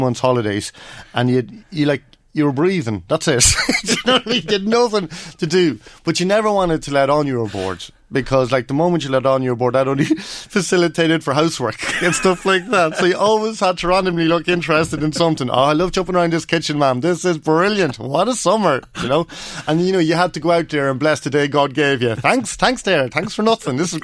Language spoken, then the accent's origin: English; Kells, Ireland; moved away; come back to my hometown